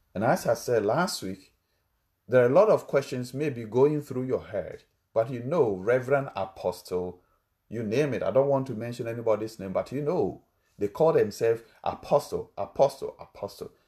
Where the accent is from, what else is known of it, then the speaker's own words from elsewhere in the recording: Ghana; English is a second language; my country, Ghana, we have different languages